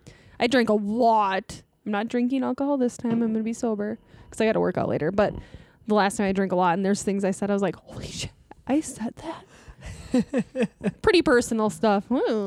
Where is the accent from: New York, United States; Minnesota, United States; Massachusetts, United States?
Minnesota, United States; I always felt like I never belonged in Minnesota. {S1} Sure. {S3} Like I grew up in Malacca, small town.